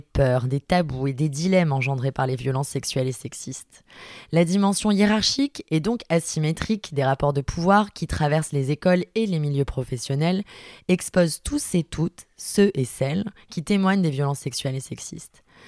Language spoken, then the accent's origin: French; Marseille, Provence-Alpes-Côte d'Azur, France; je suis une femme cisgenre, marseillaise de 32 ans